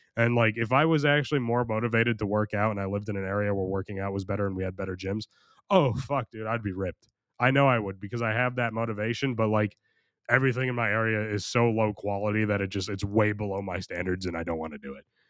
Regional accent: United States; I'm American

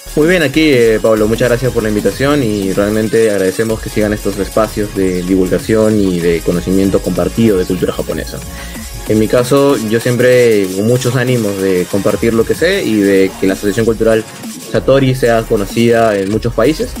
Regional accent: Peru; la mitad somos peruanos

